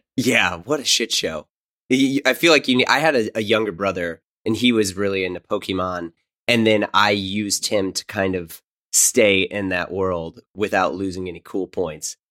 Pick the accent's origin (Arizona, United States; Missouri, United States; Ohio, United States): Missouri, United States; St. Louis; moved away; also born or lived in New York; I'm originally from Saint Louis